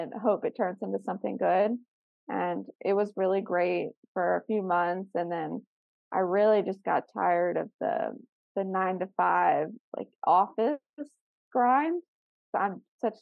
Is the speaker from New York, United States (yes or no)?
no; South Florida, United States; I grew up in South Florida